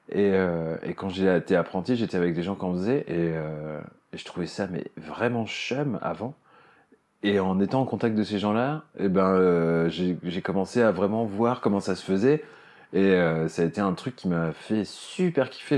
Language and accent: French; Cherbourg, Normandy, France; moi, j'ai grandi à Cherbourg, en Normandie